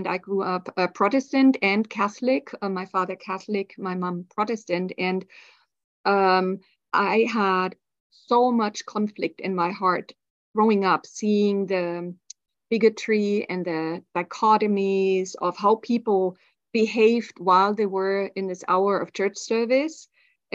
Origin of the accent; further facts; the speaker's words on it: Germany; I grew up in Germany in the 70s and 80s